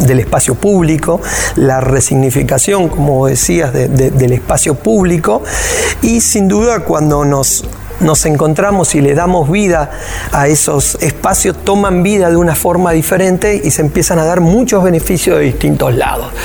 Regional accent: Rosario, Santa Fe, Argentina; soy de Rosario, Argentina

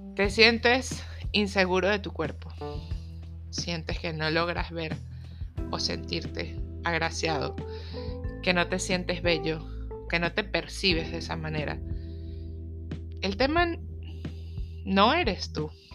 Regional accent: Venezuela; moved away; soy venezolana

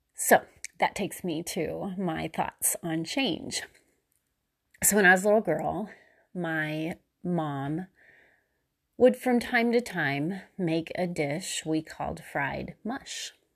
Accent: Missouri, United States; I was still in Missouri, just like I had been in my hometown

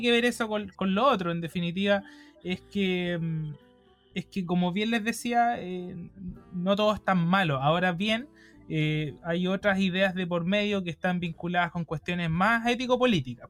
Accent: Chile; nosotros tenemos la noción de que somos chilenos

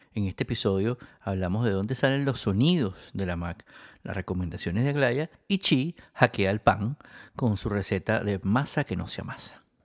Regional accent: Venezuela; also born or lived in Spain; yo también soy venezolano y español

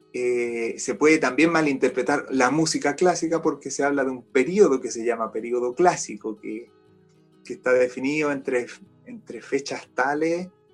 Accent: Chile; also born or lived in Austria; soy un guitarrista chileno.

